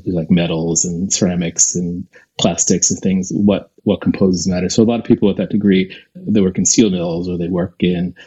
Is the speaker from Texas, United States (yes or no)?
no; Reading, Pennsylvania, United States; I grew up in Pennsylvania, a small town called Reading, Pennsylvania.